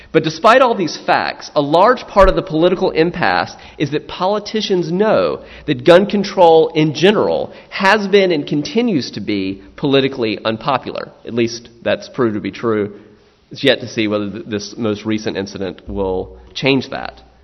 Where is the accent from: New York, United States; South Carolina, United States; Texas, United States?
South Carolina, United States; I'm from South Carolina